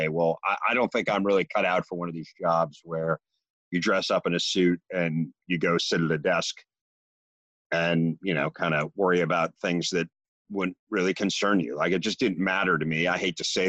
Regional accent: Chicago, Illinois, United States; I grew up in Chicago

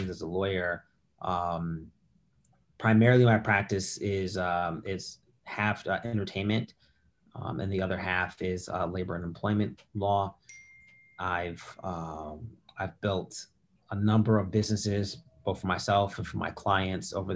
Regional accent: Detroit, Michigan, United States; moved away as an adult; also born or lived in South Africa / Massachusetts / New York; now in Los Angeles, United States; I am originally from Detroit, Michigan, where I was born and raised.

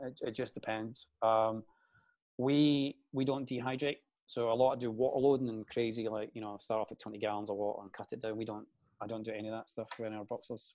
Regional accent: Glasgow, Scotland, United Kingdom; I i am from Glasgow, the east end of Glasgow. So I grew up in the seventies, and back in the seventies, it was pretty rough. Um, we lived in quite a deprived area

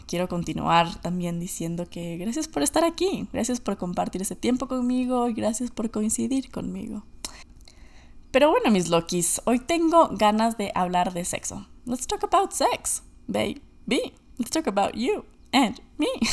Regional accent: Ecuador; moved away as an adult; also born or lived in United States; Yo nací y crecí en Ecuador

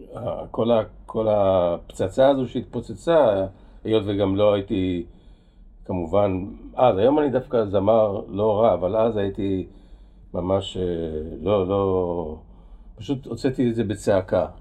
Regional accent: Kraków, Lesser Poland, Poland; now in Israel; נולדתי בפולין

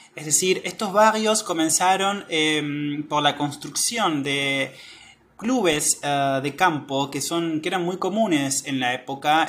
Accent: Patagonia, Argentina; soy de Argentina

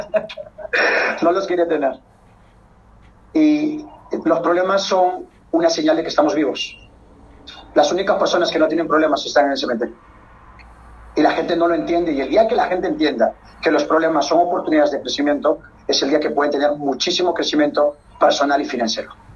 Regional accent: Peru; netamente soy peruano, peruano

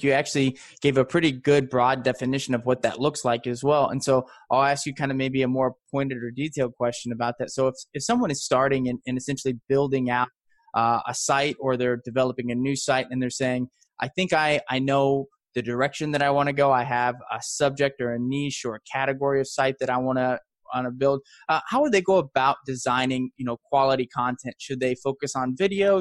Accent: Midwest, United States; We're both from the Midwest

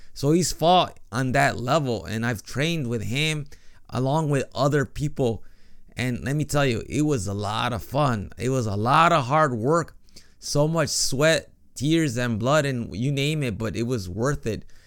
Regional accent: Chicago, Illinois, United States; now in Japan; I grew up in Chicago

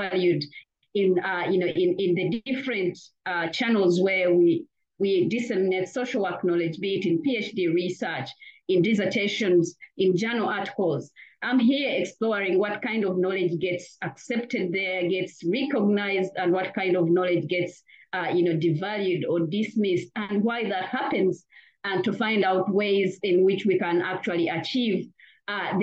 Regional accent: Uganda; English is a second language; moved away as an adult; also born or lived in Sweden; now in Australia; I've been born and raised in Uganda.

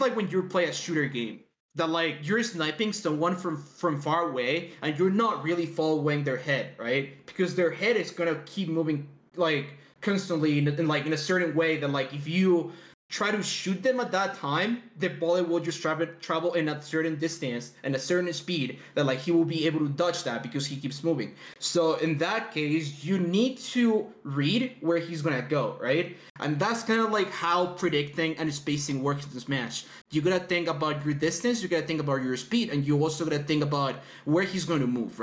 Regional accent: Mexico; I'm from Mexico

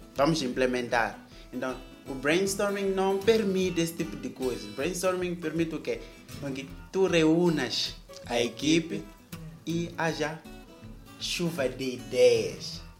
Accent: Mozambique; nós somos moçambicanos

